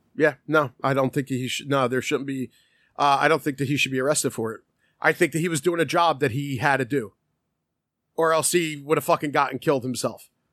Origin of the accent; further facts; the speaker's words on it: United States; us as Americans